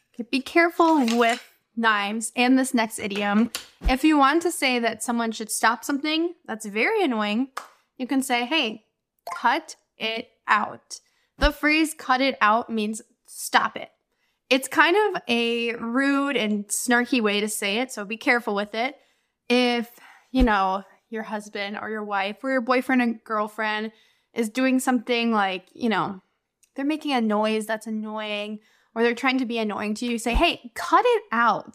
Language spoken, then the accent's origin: English; United States; I'm an American English teacher